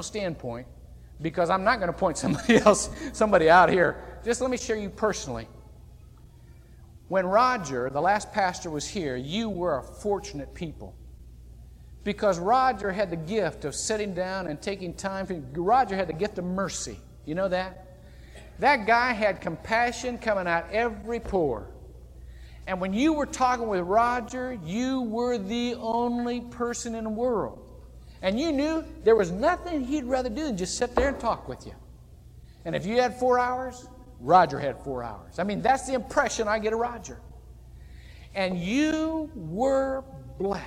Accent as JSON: {"language": "English", "town": "Shelby", "region": "Ohio", "country": "United States", "tie": "born or raised there", "moved": "yes", "lives_now": "Longwood, United States", "said": "Shelby, Ohio is a town of only about, that's my hometown, only about 8,000 to 10,000 people"}